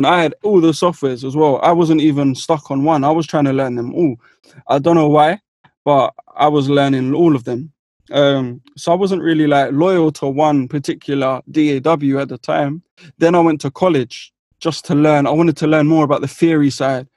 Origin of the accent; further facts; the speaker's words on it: London, United Kingdom; I'm from West London